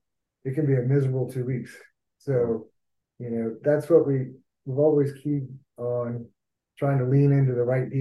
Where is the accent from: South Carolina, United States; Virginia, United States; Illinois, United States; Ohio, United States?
South Carolina, United States; Hilton Head Island; moved away; also born or lived in Florida; I grew up on Hilton Head, which is right across the river from Beaufort